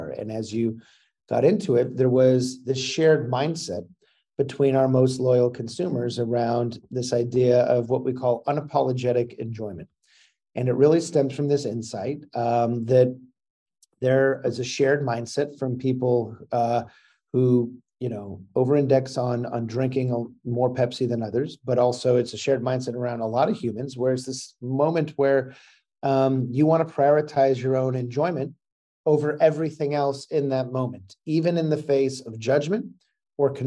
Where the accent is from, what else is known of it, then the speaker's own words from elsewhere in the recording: Seal Beach, California, United States; I grew up in Seal Beach.